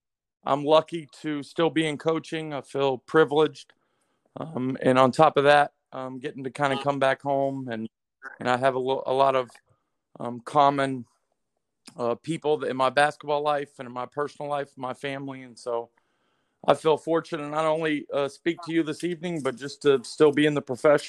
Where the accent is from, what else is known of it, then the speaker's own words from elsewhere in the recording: Oklahoma, United States; moved away as an adult; also born or lived in East Coast; am 40 years old, just turned 40. It's very depressing. I born and raised in Oklahoma in a small town.